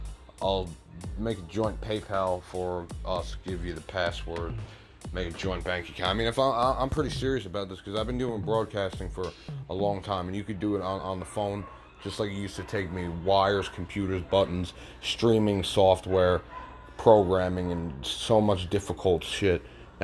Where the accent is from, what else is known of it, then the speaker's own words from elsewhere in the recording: New Jersey, United States; I'm from New Jersey.